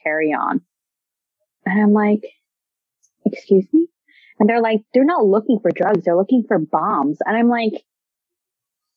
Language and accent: English; Hicksville, New York, United States; I grew up in Hicksville